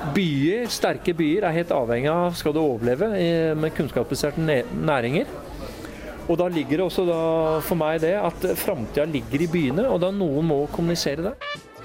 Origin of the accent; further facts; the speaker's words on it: Oslo, Norway; Jeg er født og oppvokst i Oslo